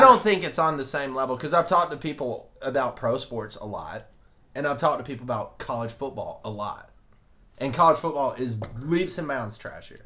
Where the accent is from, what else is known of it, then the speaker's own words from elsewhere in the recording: Alabama, United States; I'm from Alabama